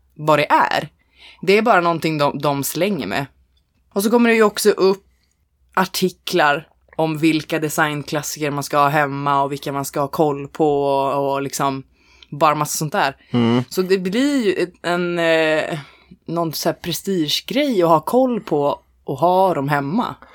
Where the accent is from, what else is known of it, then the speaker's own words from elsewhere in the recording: Norrland, Sweden; jag är ändå från Norrland